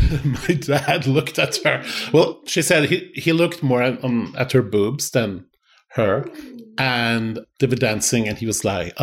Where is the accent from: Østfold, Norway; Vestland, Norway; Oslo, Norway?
Oslo, Norway; I was born in Oslo, Norway.